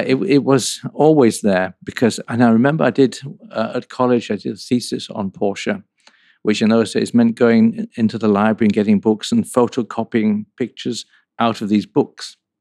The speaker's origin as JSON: {"language": "English", "region": "North England", "country": "United Kingdom", "tie": "born or raised there", "also_born_or_lived": "Sheffield / Coventry", "moved": "yes", "said": "I grew up in North England"}